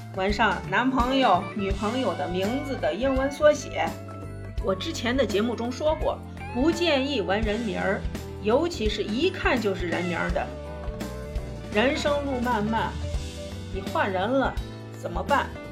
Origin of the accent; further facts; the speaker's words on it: China; 我们中国人